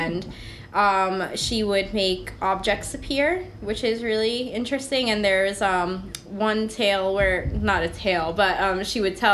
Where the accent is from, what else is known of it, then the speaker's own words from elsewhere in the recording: Packanack Lake, New Jersey, United States; I grew up in Packinac Lake